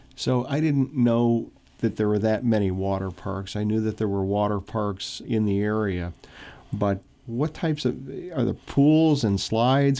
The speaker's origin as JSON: {"language": "English", "region": "Midwest", "country": "United States", "tie": "born or raised there", "moved": "yes", "said": "I grew up in the Midwest."}